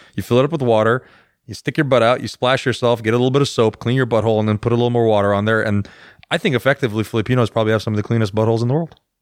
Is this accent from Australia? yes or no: no; Iran; I'm Iranian.